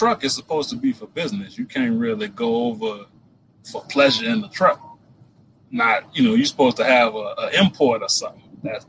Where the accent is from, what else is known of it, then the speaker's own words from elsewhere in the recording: New Orleans, Louisiana, United States; yeah, I grew up in New Orleans, Louisiana.